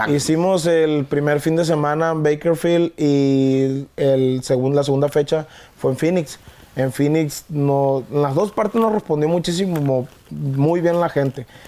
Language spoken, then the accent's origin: Spanish; Guamúchil, Sinaloa, Mexico; also born or lived in La Trinidad, Guasave, Sinaloa; now in Culiacán, Mexico; Originario soy de la Trinidad Guasave, Sinaloa. Toda mi vida la viví en Guamuchil. Tengo cuatro años viviendo en Culiacán.